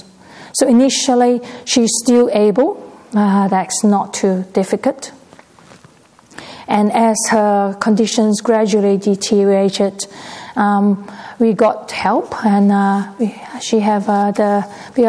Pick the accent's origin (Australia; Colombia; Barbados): Australia; Perth, Western Australia; I'm actually from Perth locally